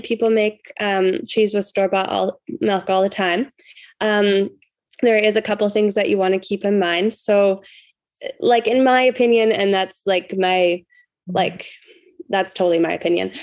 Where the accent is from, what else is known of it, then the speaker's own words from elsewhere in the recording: Canada; I'm from Canada